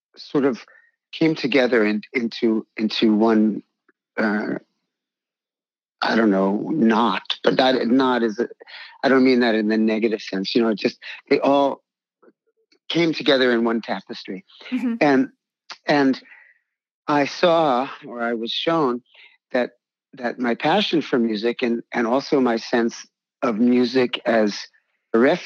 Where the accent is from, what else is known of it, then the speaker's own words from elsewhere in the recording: New York, United States; I was born in New York in 1951 in a musical family